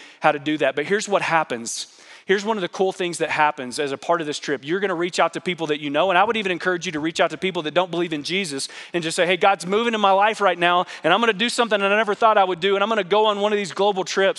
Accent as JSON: {"language": "English", "country": "United States", "said": "as an American"}